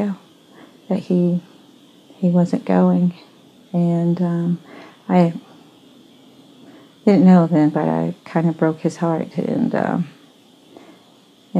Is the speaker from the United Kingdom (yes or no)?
no; Colombia; born or raised there; moved away